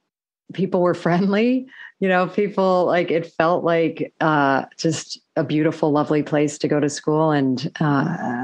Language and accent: English; Michigan, United States; moved away as an adult; also born or lived in Chicago; I grew up in the Midwest, but in Michigan